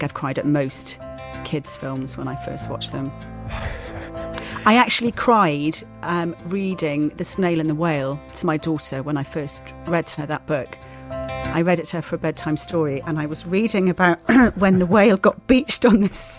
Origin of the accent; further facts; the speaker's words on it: Swansea, Wales, United Kingdom; Swansea, my hometown